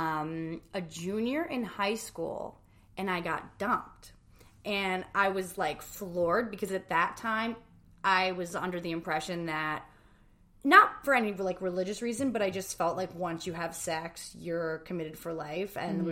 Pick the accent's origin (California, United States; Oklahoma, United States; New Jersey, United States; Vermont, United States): New Jersey, United States; we're both from New Jersey